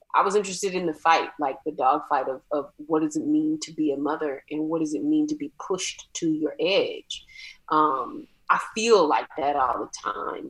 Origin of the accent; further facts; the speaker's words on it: Atlanta, Georgia, United States; I'm from Atlanta